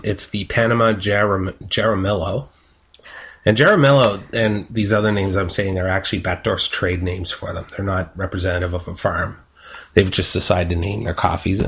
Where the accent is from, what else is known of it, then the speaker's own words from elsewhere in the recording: Canada; I'm Canadian